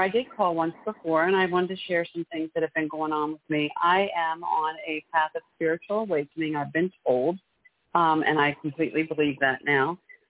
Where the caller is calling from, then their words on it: Maryland, United States; I'm calling from Maryland.